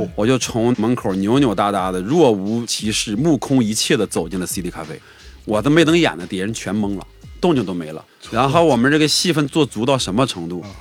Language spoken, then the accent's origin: Chinese; Northeast China, China; moved away as an adult; now in Beijing, China; 我们从东北来的